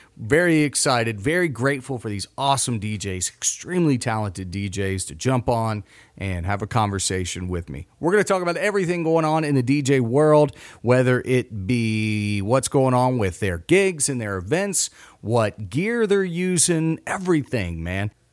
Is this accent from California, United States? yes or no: no; Mason, Ohio, United States; now in West Virginia, United States; I grew up near Kings Island